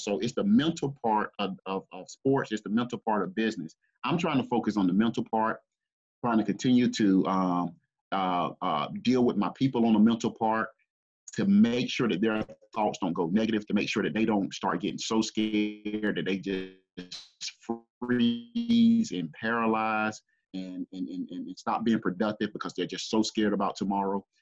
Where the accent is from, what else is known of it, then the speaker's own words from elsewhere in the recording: Greenville, South Carolina, United States; I grew up here in the Greenville, South Carolina area